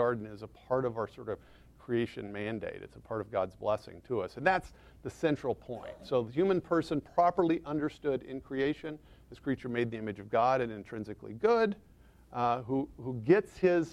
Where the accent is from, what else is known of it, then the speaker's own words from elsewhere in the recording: Texas, United States; accent: Texas; I'm from Texas